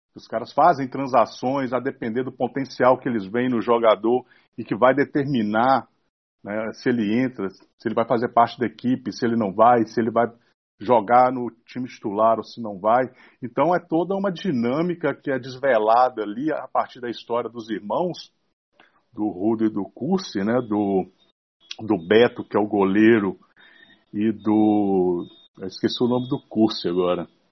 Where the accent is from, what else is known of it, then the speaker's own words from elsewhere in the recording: Brazil; Sendo brasileiro